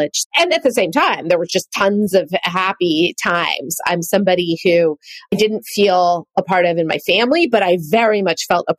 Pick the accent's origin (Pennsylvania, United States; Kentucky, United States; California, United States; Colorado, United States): California, United States; Marin County; I grew up in Marin County